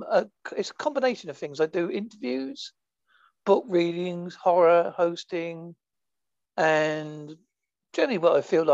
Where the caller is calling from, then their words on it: Holsworthy, South West England, United Kingdom; A place called Holsworthy, which is in Devon, which is in England, a far away, long swim from America.